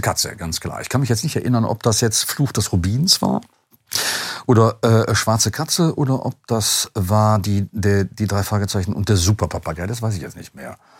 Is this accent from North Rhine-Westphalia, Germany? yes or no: yes; Duisburg, North Rhine-Westphalia, Germany; ich komme aus Duisburg